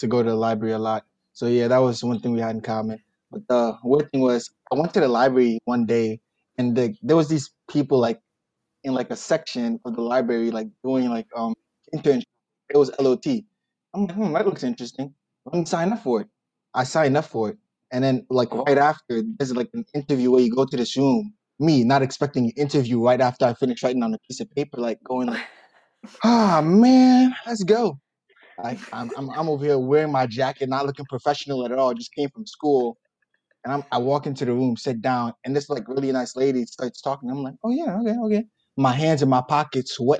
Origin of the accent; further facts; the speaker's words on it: New York City, New York, United States; I'm from Brooklyn too